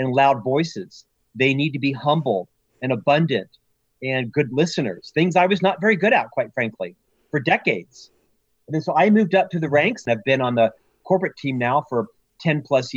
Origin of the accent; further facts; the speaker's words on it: Central Florida, United States; moved away as an adult; also born or lived in Provo, Utah; I'm actually from Central Florida, born and raised there